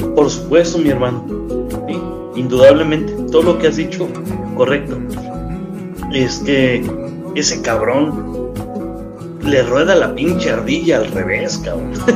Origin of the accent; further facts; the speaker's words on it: Mexico; tenemos el orgullo de ser mexicanos